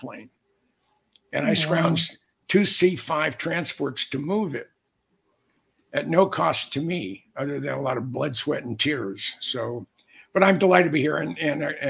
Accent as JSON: {"language": "English", "town": "Mountain View", "region": "California", "country": "United States", "tie": "born or raised there", "said": "I grew up in the Bay Area, and I grew up in the Mountain View, Los Alamos area"}